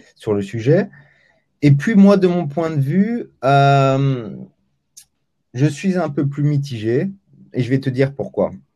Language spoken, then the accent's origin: French; Belgium; je suis belge pour les 70, hein.